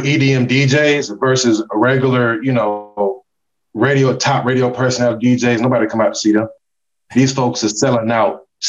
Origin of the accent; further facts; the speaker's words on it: Atlanta, Georgia, United States; also born or lived in Miami; my hometown, Atlanta, my second home, Miami